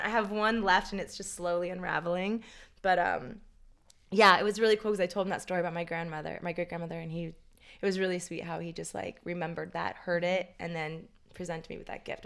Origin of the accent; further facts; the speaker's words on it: Tampa, Florida, United States; also born or lived in New York; now in Los Angeles, United States; I grew up in Tampa, Florida